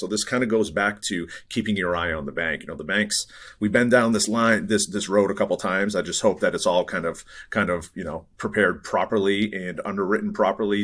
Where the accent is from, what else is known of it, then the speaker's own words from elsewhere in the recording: New England, United States; now in Bay Area, United States; I grew up in New England. I'm, uh, you know, grew up in the East Coast.